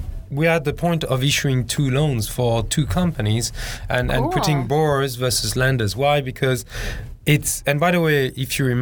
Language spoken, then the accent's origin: English; Hong Kong; English is a second language; you can tell from my accent, I'm from Hong Kong